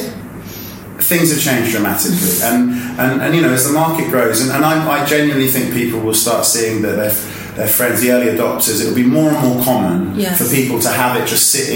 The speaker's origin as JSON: {"language": "English", "region": "London", "country": "United Kingdom", "said": "I'm originally from West London."}